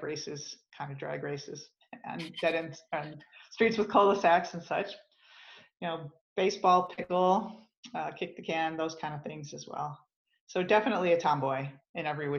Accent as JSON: {"language": "English", "town": "Grosse Pointe", "region": "Michigan", "country": "United States", "tie": "born or raised there", "moved": "yes", "lives_now": "Denver, United States", "said": "I grew up in Michigan, in Southeast Michigan, just outside Detroit in Grosse Pointe"}